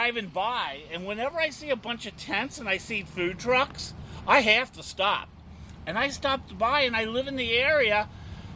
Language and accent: English; Cincinnati, Ohio, United States; now in Florida, United States; I'm from Ohio, and I moved to Florida